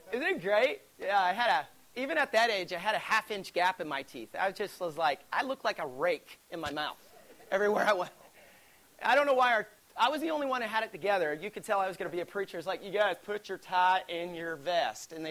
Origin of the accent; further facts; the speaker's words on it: Alabama, United States; I grew up in Alabama. You can't tell because I don't have an accent. I used to, so I was told. But here's the thing about growing up in Alabama there's not a whole lot to do.